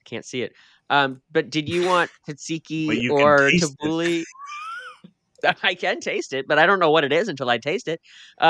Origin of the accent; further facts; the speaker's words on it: Saskatchewan, Canada; I'm from Saskatchewan, Canada.